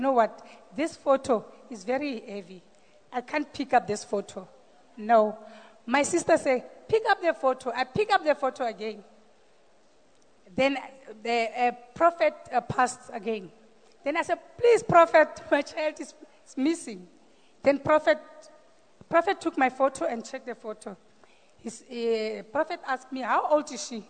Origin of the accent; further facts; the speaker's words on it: Randfontein, Gauteng, South Africa; from Randfontein